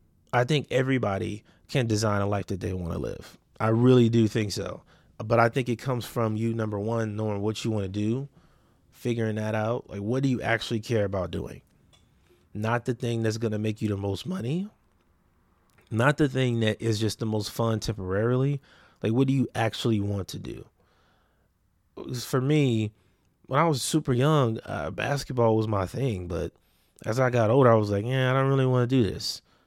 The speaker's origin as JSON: {"language": "English", "town": "Compton", "region": "California", "country": "United States", "tie": "born or raised there", "also_born_or_lived": "Watts / Long Beach", "said": "And I grew up in Compton, Watts, Long Beach."}